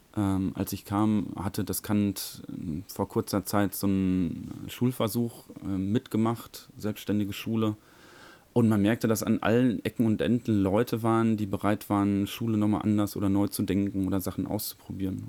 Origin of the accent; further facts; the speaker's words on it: Germany; in Körde, wo ich herkomme, an der Norbert-Grundschule